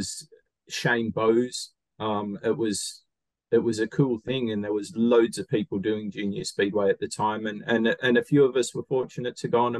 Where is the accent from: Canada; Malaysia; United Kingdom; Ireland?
United Kingdom; Bristol, South West England; born there; You know, I was born when my dad was racing for Newport. I was born in Bristol because I've got two sisters, and I was born in August. So I was born in the UK.